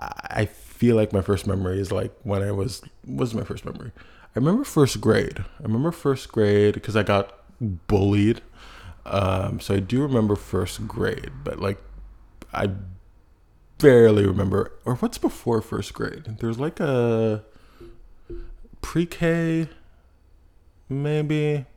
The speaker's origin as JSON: {"language": "English", "town": "Montreal", "region": "Quebec", "country": "Canada", "tie": "born or raised there", "said": "And myself, I was born in Canada, born in Montreal, Canada."}